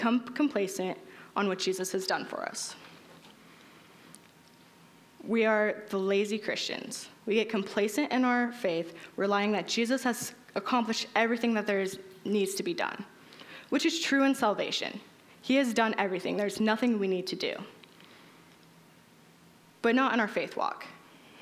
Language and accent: English; Utah, United States; growing up in Utah